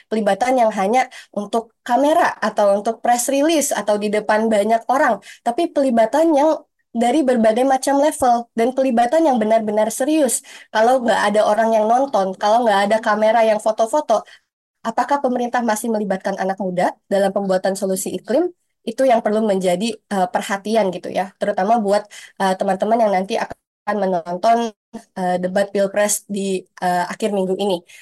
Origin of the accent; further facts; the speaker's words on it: Kalimantan, Indonesia; di Kalimantan di mana saya berasal dari Kalimantan